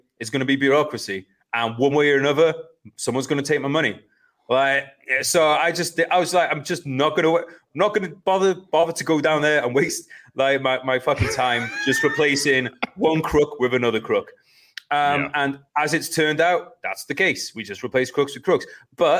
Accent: United Kingdom; I always class myself as British.

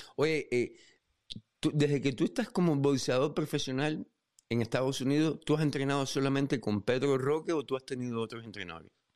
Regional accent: Cuba; como cubanos

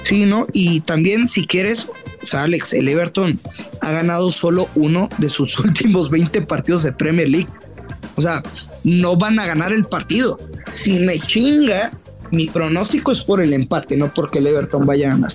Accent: northern Mexico, Mexico; Como buen norteño

